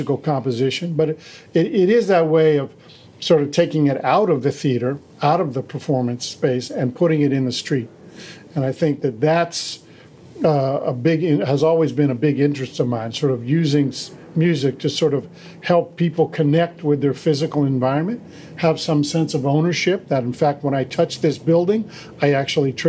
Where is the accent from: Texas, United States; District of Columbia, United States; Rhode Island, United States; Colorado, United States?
District of Columbia, United States; Washington; I was raised in Washington, D.C.